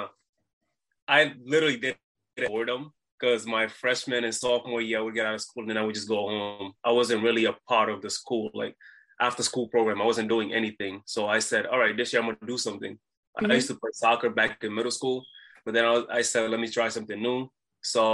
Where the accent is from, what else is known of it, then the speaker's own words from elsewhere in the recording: Providence, Rhode Island, United States; I'm from Providence, Rhode Island